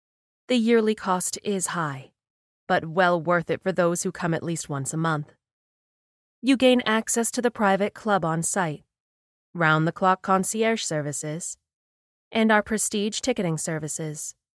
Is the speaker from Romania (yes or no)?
no; Ukraine; moved away; I have had a very hard life. I grew up in the Ukraine, and at 14 I was abducted by the mafia.